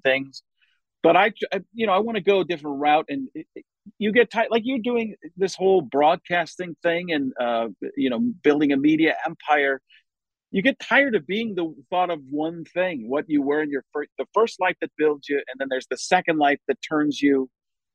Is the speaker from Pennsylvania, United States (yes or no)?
no; Waukesha, Wisconsin, United States; also born or lived in Chicago, Illinois; I grew up in Milwaukee, Waukesha, Wisconsin, born in Chicago